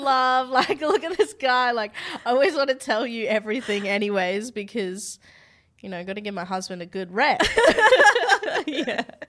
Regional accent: Australia; I'm from Australia

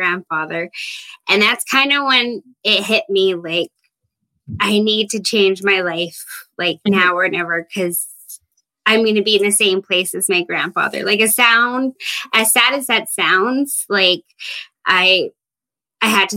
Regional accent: Fraser Lake, British Columbia, Canada; moved away as an adult; now in Williams Lake, Canada; I am from Fraser Lake, BC, but currently living in Williams Lake, BC

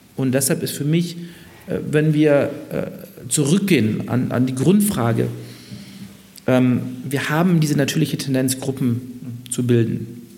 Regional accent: Munich, Bavaria, Germany; moved away; als geborener Münchner

